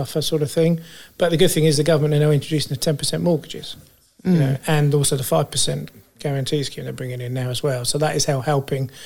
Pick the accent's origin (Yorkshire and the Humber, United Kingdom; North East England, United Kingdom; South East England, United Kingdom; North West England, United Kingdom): South East England, United Kingdom; Fleet; I come from Fleet and grew up in Fleet from young age